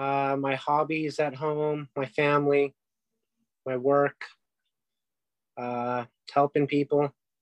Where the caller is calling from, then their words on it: Arcadia, California, United States; I'm calling in from Arcadia, California.